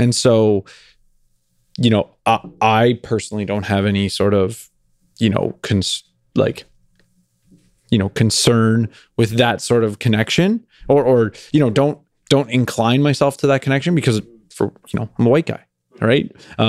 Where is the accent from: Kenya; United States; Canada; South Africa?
Canada; growing up in the era that we grew up in Canada